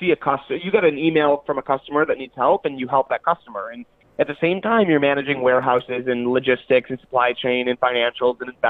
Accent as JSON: {"language": "English", "town": "Detroit", "region": "Michigan", "country": "United States", "said": "I'm from Detroit, Michigan, and I'm seeking $50,000 for 25% of my company, Brew."}